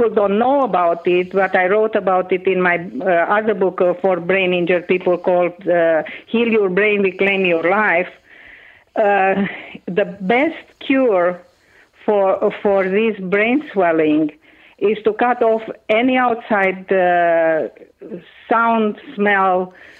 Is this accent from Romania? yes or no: yes; Transylvania, Romania; first language Hungarian; English is a second language; moved away; I am originally from Romania. I was born in a very famous part of that country, which is called Transylvania